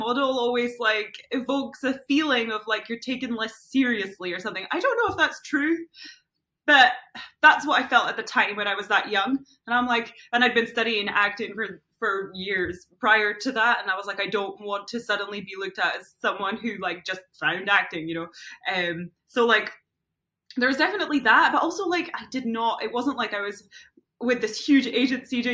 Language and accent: English; Scotland, United Kingdom; moved away; also born or lived in London; I'm Scottish